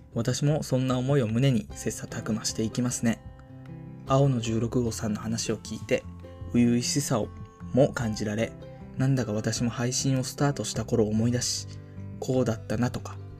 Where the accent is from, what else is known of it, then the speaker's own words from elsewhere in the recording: Japan; 生まれも育ちもこの南の島